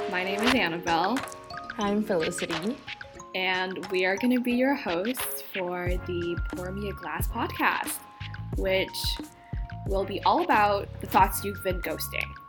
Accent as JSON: {"language": "English", "town": "Vancouver", "region": "British Columbia", "country": "Canada", "moved": "yes", "lives_now": "Atlanta, United States", "said": "I am originally from Vancouver."}